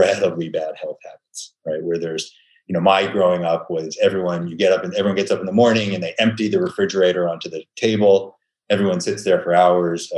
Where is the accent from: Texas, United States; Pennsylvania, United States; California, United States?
Pennsylvania, United States; Pittsburgh; I was born in Pittsburgh, Pennsylvania